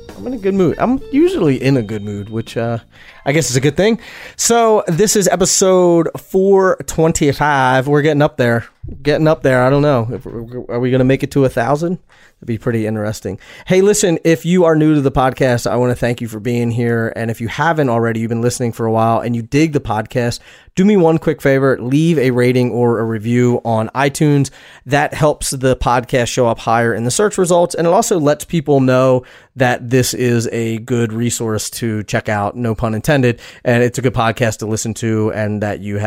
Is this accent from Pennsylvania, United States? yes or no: yes; Philadelphia, Pennsylvania, United States; my hometown of Philadelphia, Pennsylvania